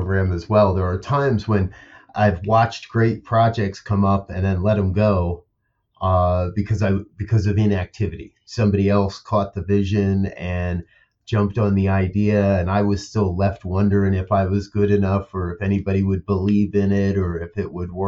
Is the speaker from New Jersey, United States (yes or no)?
yes; New Jersey, United States; growing up in New Jersey, we'd travel into New York City quite a bit as kids